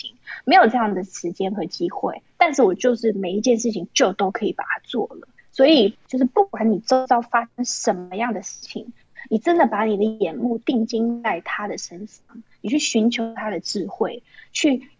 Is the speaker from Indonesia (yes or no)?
no; Taiwan; moved away as an adult; now in China; 最让我印象深刻的就是我从台湾搬来大陆的时候